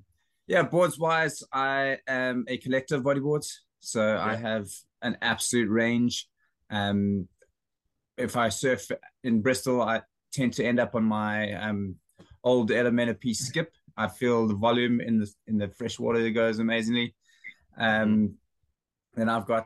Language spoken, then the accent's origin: English; Cape Town, Western Cape, South Africa; moved away as an adult; also born or lived in Port Alfred, Eastern Cape; now in London, United Kingdom; I'm based in London, but I grew up in Noordhoek in Cape Town, then missioned around for a little bit and ended up in Port Off in the Eastern Cape